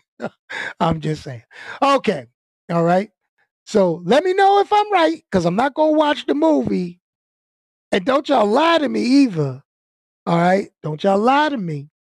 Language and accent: English; New York City, New York, United States; also born or lived in Brooklyn; I grew up in Queens